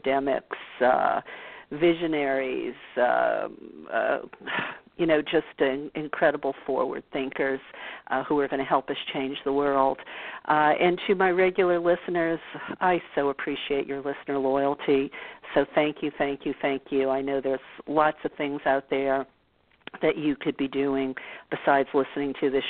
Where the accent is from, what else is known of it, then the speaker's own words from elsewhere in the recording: New Orleans, Louisiana, United States; I am from the South. I grew up in New Orleans